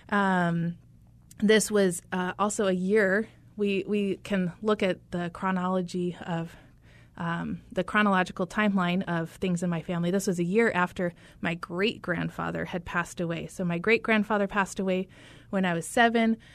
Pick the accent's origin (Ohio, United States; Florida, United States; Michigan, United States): Michigan, United States; So I am originally from Michigan, uh, northern lower Michigan. For anyone familiar with that geography, we like to distinguish where we are. And I grew up in a rural, um, rural community of about 5,000 people.